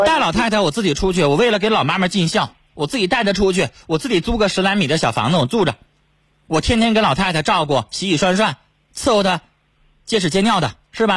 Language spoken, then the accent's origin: Chinese; China; 我们中国人